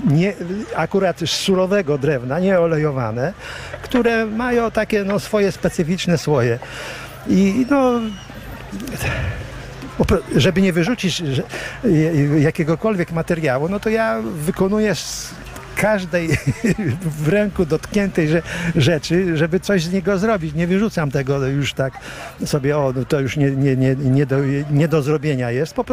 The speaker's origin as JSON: {"language": "Polish", "town": "Kamionka", "region": "Lublin Voivodeship", "country": "Poland", "tie": "born or raised there", "said": "Kamionki. tak, od urodzenia jestem tutaj."}